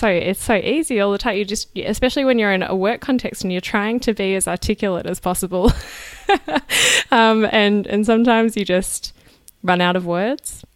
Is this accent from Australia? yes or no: yes; Australia; moved away; as an Australian who doesn't speak French as a native language